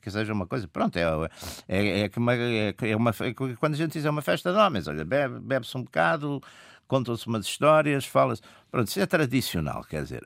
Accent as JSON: {"language": "Portuguese", "town": "Porto", "region": "Norte", "country": "Portugal", "said": "eu sou do Porto, no Porto dizem-se assim imensos palavrões que não são sequer agressivos"}